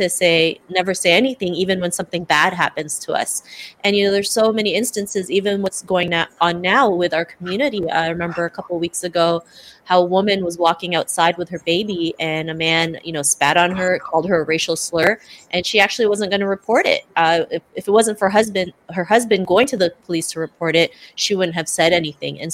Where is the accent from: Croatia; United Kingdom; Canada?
Canada; Toronto, Ontario; also born or lived in Cebu City, Philippines; I'm from Toronto, Canada, originally born in Cebu City, Philippines